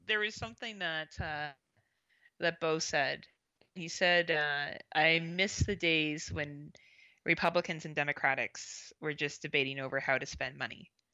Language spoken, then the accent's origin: English; Canada; also born or lived in Southern Ontario; being Canadian, I obviously focus a lot on my own politics